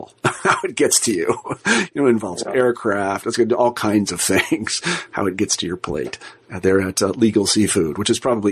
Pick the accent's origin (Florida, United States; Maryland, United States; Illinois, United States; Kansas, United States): Kansas, United States; moved away as an adult; also born or lived in Berkeley / Boston; where I grew up in Kansas